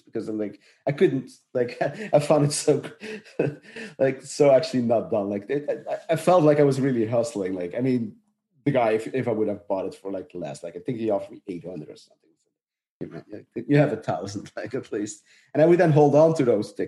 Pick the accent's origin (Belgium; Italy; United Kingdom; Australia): Belgium; Dutch-speaking part of Belgium, Flanders; I'm from the Dutch speaking part.